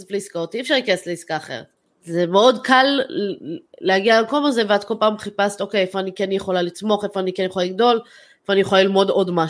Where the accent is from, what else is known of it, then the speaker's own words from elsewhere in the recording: Israel; משהו שאני חושבת כישראלים לא נתפס אצלנו.